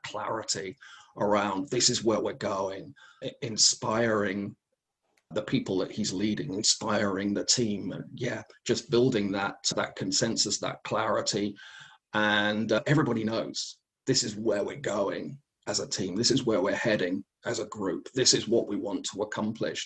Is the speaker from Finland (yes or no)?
no; England, United Kingdom; Growing up in England